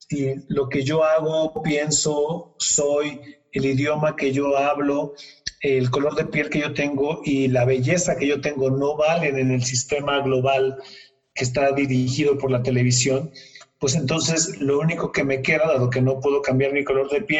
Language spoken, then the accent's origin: Spanish; Mexico; todos somos mexicanos al final del día